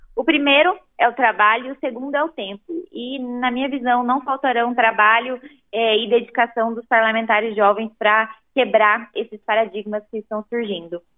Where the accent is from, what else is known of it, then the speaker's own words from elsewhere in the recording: Londrina, Paraná, Brazil; eu desde muito cedo acompanhei as eleições, a articulação política lá em Londrina, no estado do Paraná